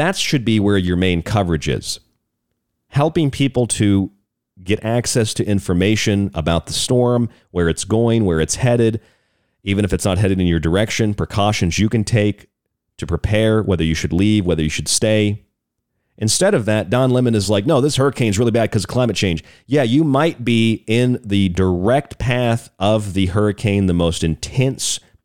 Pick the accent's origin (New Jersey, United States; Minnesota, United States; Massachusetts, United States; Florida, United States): Florida, United States; St. Petersburg; I grew up in St. Petersburg, Florida, which is just on the other side of the bay from Tampa